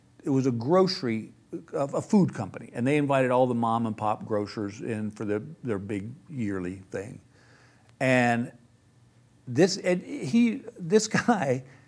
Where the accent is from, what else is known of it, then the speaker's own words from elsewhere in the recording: Texas, United States; I said, "Dude, I'm from Texas. I thought it was just Africa."